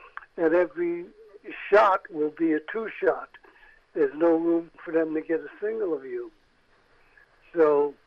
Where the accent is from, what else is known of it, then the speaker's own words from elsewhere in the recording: New York City, New York, United States; I'm a Jew from the Lower East Side.